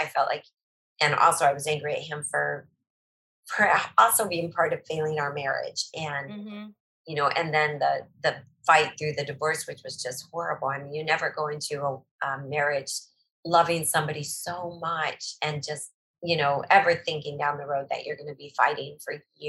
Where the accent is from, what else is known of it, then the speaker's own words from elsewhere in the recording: Eagle River, Alaska, United States; country of Eagle River, which is just north of Anchorage. And we grew up on a farm.